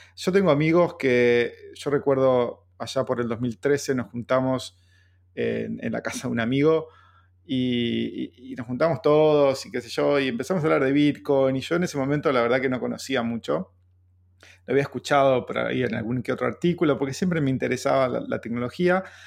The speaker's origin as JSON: {"language": "Spanish", "country": "Argentina", "said": "siendo argentino"}